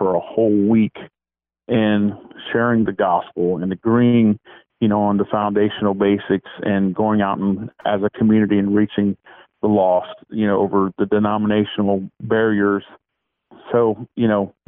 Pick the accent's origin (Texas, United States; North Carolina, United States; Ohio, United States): Ohio, United States; St. Marys; I'm from St. Mary's, and I'm from Shekinah Temple. I've been here for over 37 years at St. Mary's